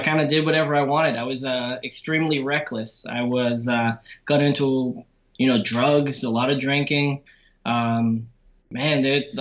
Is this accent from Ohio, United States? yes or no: no; Milford, New Hampshire, United States; moved away as an adult; also born or lived in Methuen, Massachusetts; now in Florida, United States; I was born in Massachusetts, and I was raised in New Hampshire in a small town in called Milford, New Hampshire